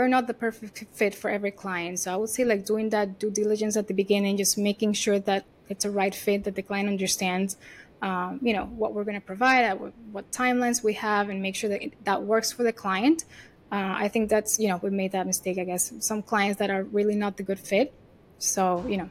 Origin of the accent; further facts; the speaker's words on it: Venezuela; English is a second language; moved away as an adult; also born or lived in Miami / New York; if you hear my accent, I'm not American, right? I was born and raised in Venezuela.